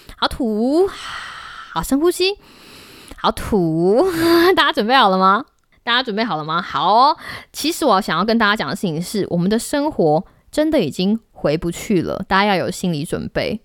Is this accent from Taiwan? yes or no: yes; Taiwan; 我们台湾人可以做得到